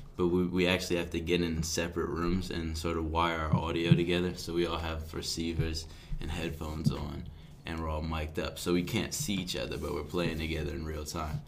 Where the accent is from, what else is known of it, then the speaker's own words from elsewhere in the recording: Philadelphia, Pennsylvania, United States; I'm from Philly